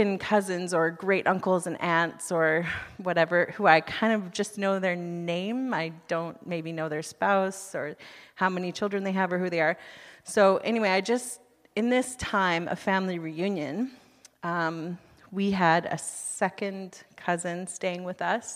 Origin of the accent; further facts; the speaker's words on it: United States; moved away as an adult; now in Canada; I'm from the United States